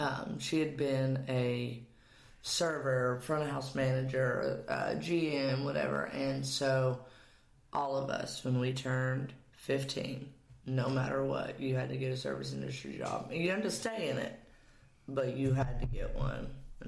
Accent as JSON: {"language": "English", "region": "East Tennessee", "country": "United States", "also_born_or_lived": "Cookeville, Tennessee", "moved": "as an adult", "lives_now": "Nashville, United States", "said": "Well, so I'm from East Tennessee."}